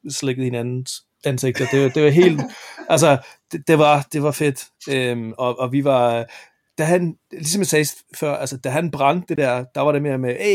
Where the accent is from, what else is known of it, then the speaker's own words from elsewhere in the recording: Jutland, Denmark; da jeg var jyde, der, der kaldte vi det bisse.